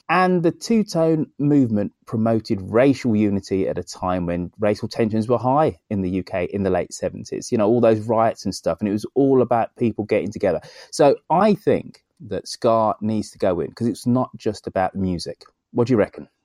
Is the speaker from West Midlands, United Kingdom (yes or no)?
yes; Birmingham, West Midlands, United Kingdom; Birmingham, my hometown